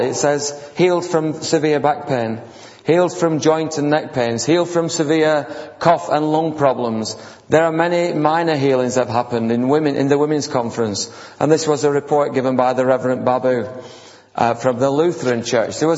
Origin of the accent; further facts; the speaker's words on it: India; now in United Kingdom; Now, when we came on from India, the pastor was saying that, many people got healed. And so I said, well, that's okay, I'm in England now